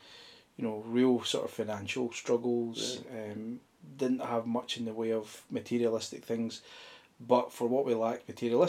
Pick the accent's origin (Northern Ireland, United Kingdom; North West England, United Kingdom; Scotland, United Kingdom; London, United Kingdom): Scotland, United Kingdom; Ayrshire; moved away as an adult; now in Auchinloch, United Kingdom; So I'm an Ayrshire boy.